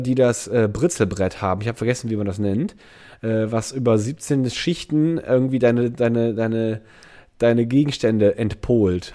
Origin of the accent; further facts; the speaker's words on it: Andernach area, Rhineland-Palatinate, Germany; moved away; Ich komme aus der Ecke